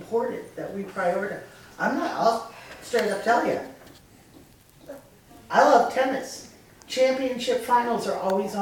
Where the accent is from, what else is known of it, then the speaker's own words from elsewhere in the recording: Boston, Massachusetts, United States; I grew up in Boston